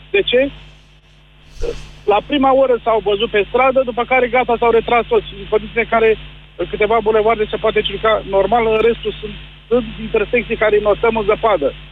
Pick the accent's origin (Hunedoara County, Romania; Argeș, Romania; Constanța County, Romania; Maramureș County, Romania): Argeș, Romania; Sunt din Argeș